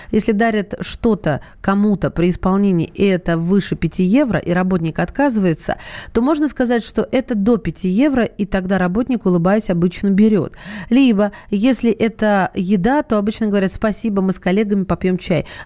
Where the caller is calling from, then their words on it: Dagestan, Russia; мы из Дагестана никуда не собираемся